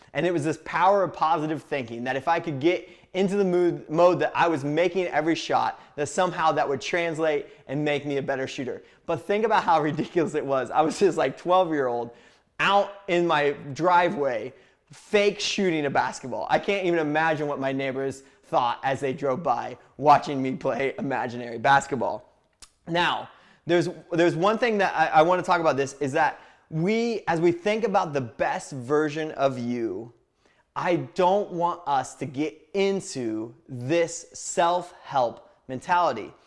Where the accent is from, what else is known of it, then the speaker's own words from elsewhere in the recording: Indiana, United States; I grew up in a small town in Indiana